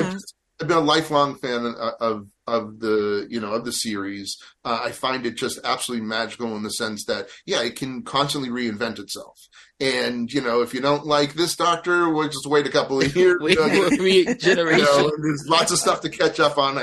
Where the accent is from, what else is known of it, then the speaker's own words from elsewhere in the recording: Natick, Massachusetts, United States; I grew up in a town called Natick, which is sort of a suburb of Boston